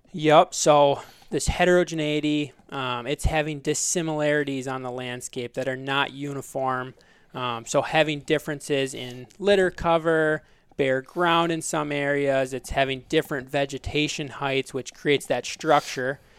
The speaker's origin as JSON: {"language": "English", "town": "Belle Plaine", "region": "Minnesota", "country": "United States", "tie": "born or raised there", "also_born_or_lived": "South Dakota", "said": "I grew up in Belle Plaine, Minnesota"}